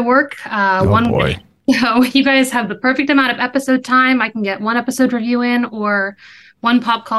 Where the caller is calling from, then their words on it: Pittsburgh, Pennsylvania, United States; I'm calling in from Pittsburgh